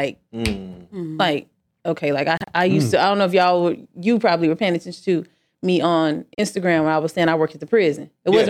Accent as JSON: {"language": "English", "town": "Las Vegas", "region": "Nevada", "country": "United States", "tie": "born or raised there", "also_born_or_lived": "Houston", "moved": "as an adult", "lives_now": "Atlanta, United States", "said": "My birth certificate says Las Vegas, Nevada."}